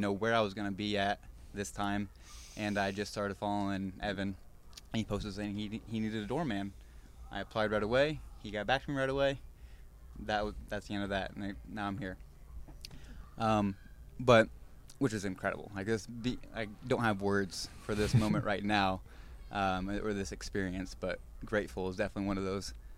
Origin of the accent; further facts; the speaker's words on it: Indiana, United States; moved away; I'm from Indiana